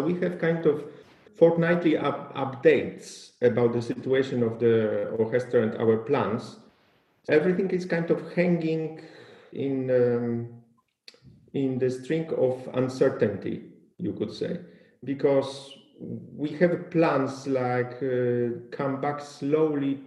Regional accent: Poland; my hometown in Poland

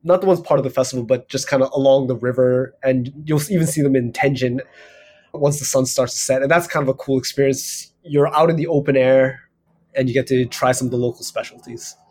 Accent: Hawaii, United States; now in Japan; I'm from Hawaii.

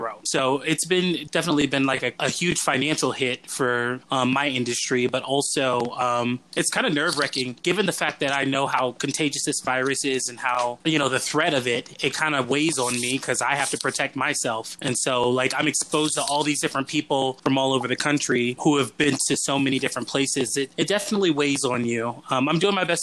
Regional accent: Atlanta, Georgia, United States; I'm originally from Atlanta

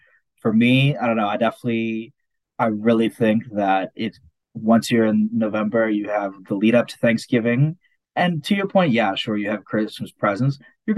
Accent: Serbia; So I'm European, Serbian. For anyone who doesn't know. We're Orthodox, so we celebrate Orthodox Christmas.

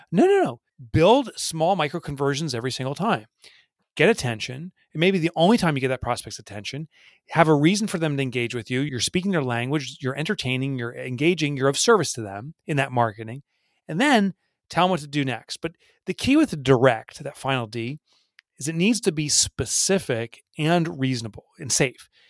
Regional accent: New Jersey, United States; I've in my own little town here, I'm from New Jersey

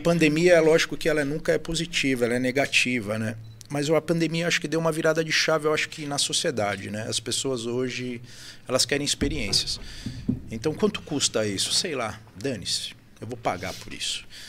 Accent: São Paulo, Brazil; moved away as an adult; now in Itu, Brazil; a gente é da capital de São Paulo. É, eu vim para Itu em 2014

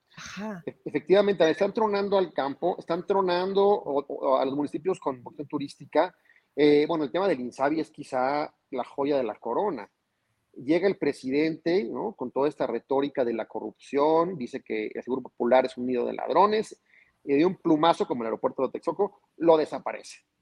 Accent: Zacatecas, Mexico; moved away; voy a regresar por Zacatecas porque estoy enamorado de mi ciudad, estoy enamorado de mi tierra

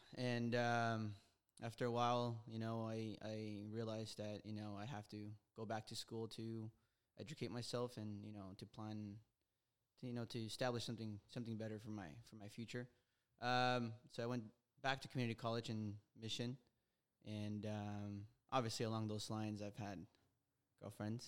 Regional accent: Los Angeles, California, United States; I was born in Silmar, here in L

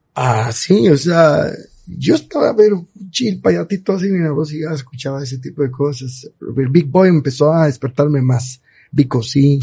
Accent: Cobán, Alta Verapaz, Guatemala; Yo soy 100% cobanero, eh, amo mi tierra, viva la tierra de Carlos V, Cobán

